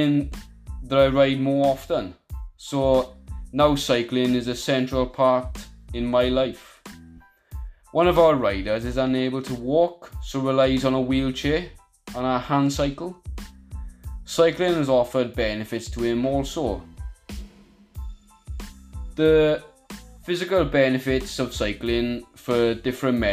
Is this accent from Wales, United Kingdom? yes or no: yes; Merthyr Tydfil, Wales, United Kingdom; I'm from Merthyr Tydfil